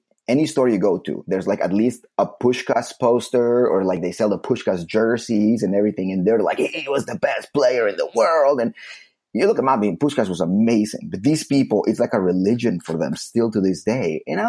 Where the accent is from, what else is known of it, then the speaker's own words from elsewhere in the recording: Slovakia; English is a second language; But I'm originally from Slovakia.